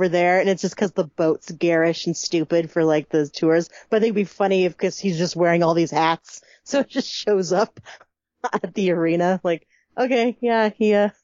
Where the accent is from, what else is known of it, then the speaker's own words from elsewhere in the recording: United States; I'm American. We say things differently here